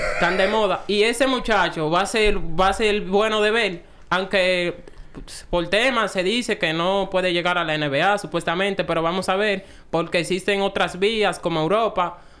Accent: Dominican Republic; a nosotros como dominicanos

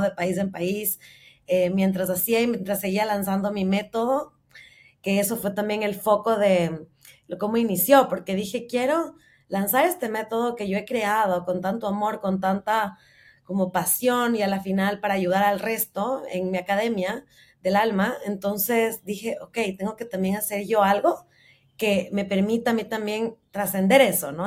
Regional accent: Ecuador; moved away as an adult; hace ya van a ser ocho meses que salí de Ecuador

